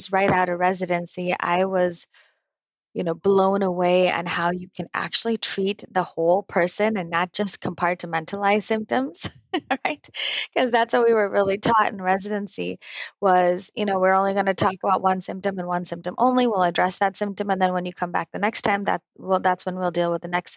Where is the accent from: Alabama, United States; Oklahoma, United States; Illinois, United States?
Illinois, United States; Naperville; born and raised in Naperville, Illinois.